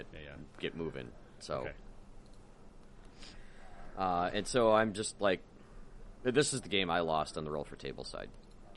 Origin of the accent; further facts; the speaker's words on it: United Kingdom; I'm like, I'm British.